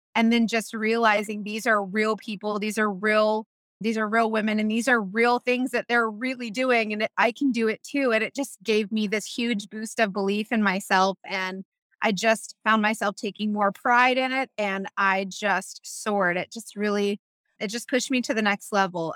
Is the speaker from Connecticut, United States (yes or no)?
no; Tampa, Florida, United States; I'm from Tampa